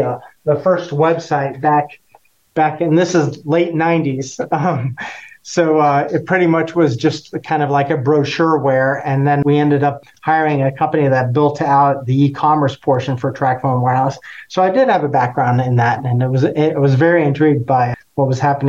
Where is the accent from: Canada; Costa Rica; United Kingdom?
Costa Rica; Well, I'm actually from Costa Rica, so coffee has kind of been in our blood and my DNA for a long time.